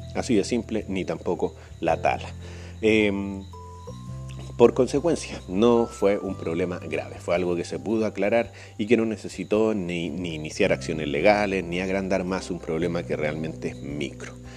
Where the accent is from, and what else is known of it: Chile; now in Peru